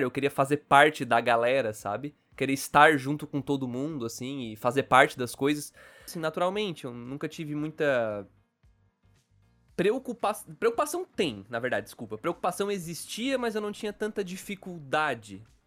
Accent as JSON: {"language": "Portuguese", "town": "Criciúma", "region": "Santa Catarina", "country": "Brazil", "accent": "gaúcho, meio sulista", "said": "eu sou de Santa Catarina, eu sou de Criciúma, na verdade"}